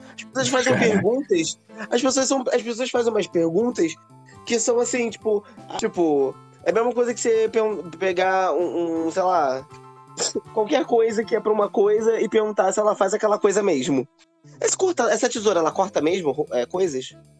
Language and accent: Portuguese; São Gonçalo, Rio de Janeiro, Brazil; sou de São Gonçalo